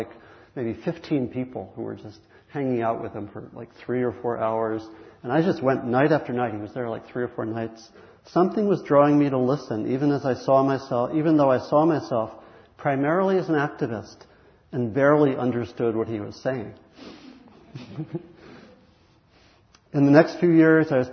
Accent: Maryland, United States; I grew up in Maryland

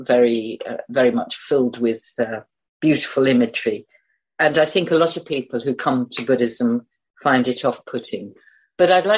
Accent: United Kingdom; I'm British

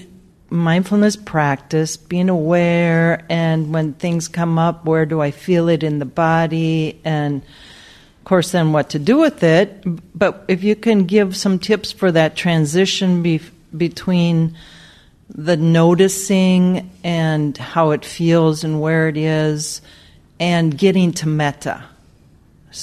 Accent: Minnesota, United States; I'm from Minnesota

